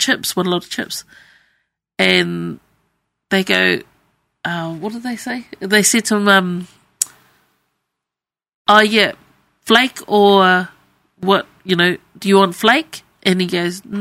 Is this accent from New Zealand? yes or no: yes; New Zealand; moved away; I'm Cook Island, but yes, born in New Zealand